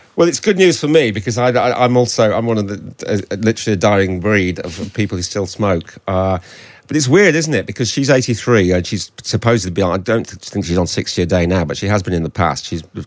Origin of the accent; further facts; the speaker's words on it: Hull, Yorkshire and the Humber, United Kingdom; I'm from Hull right up the coast into into Teesside